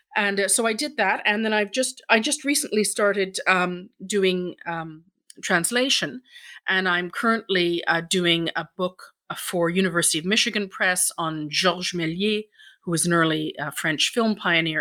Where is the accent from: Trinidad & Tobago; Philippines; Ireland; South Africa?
Ireland; now in Stratford, Canada; I'm Irish myself